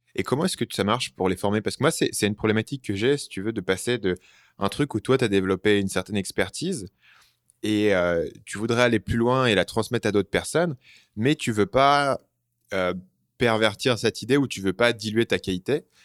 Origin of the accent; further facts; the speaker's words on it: France; moved away; je suis parti très tôt euh, à, l'étranger, donc euh, la langue, je la maîtrise. Par contre, tant euh, t'entends que je suis français